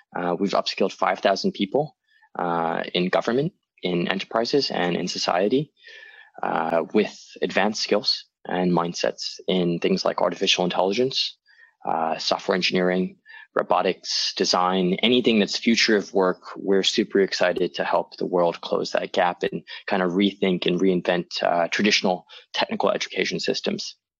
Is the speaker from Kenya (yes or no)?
no; Hong Kong; moved away; also born or lived in New York / Chicago; I was born and raised in Hong Kong.